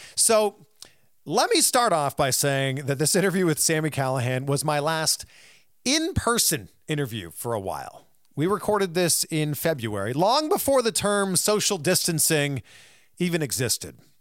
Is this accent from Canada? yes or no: yes; Canada; I'm from Canada.